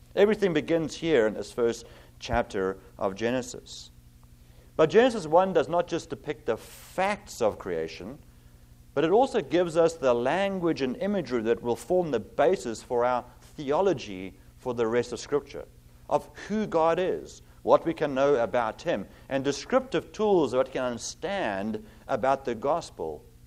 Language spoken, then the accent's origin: English; South Africa; moved away as an adult; also born or lived in Cape Town / Virginia; now in Zeeland, United States; I have an accent. I'm originally from South Africa